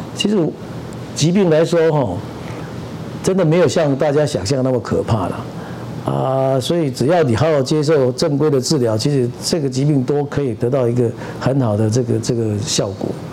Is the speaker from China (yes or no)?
no; southern Taiwan, Taiwan; moved away as an adult; 我这个南部的这，这个，呃，土炮子